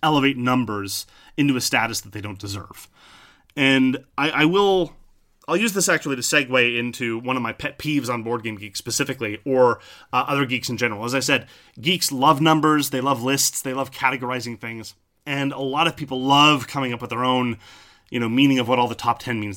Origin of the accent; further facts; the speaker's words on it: French Canada, Canada; I'm from French Canada